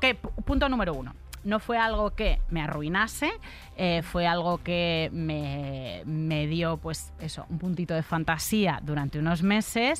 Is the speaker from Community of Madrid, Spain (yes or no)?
yes; Madrid, Community of Madrid, Spain; Soy de Usera, born and raised en Usera.